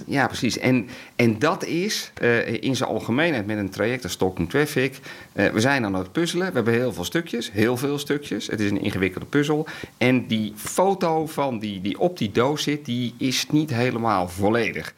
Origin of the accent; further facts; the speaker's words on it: Netherlands; we zijn in heel veel dingen heel goed in Nederland